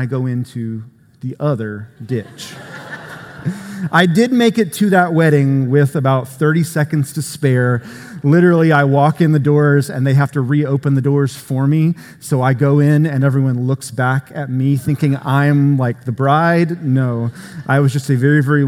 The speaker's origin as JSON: {"language": "English", "region": "Florida", "country": "United States", "said": "Florida, where I'm from, with beaches and things. No, a good part of the state of Florida looks a lot more like Georgia than it does Florida. Sometimes I will tell people that I'm not from Florida, I'm from Georgia-bama"}